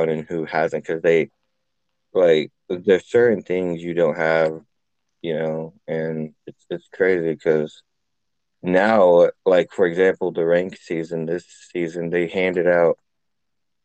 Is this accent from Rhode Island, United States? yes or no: no; California, United States; moved away; I'm from Cali